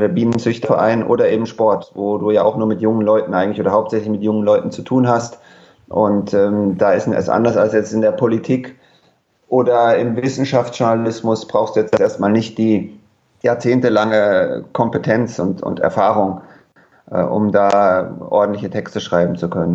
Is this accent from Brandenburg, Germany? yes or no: no; Frankfurt, Hesse, Germany; moved away as an adult; also born or lived in Munich / England; das habe ich gemacht beim Höchster Kreisblatt, die ist die Zeitung bei uns in Frankfurt, im, im Westen von Frankfurt